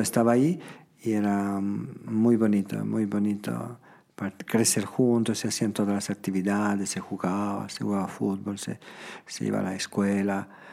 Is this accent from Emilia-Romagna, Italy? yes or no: yes; Toano, Emilia-Romagna, Italy; Spanish is a second language; moved away as an adult; now in Cochabamba, Bolivia; Mi pueblo se, llamaba y se llama todavía Toano